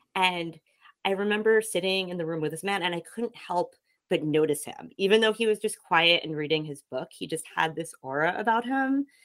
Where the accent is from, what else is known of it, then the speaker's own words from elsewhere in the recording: Kingston, New York, United States; moved away as an adult; also born or lived in Brooklyn; I'm actually originally from about 15 miles where I am right now, which is Kingston, New York